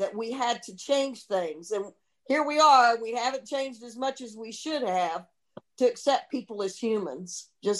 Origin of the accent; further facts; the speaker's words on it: the South, United States; Growing up in the South, having parents who were so understanding that we had to change things.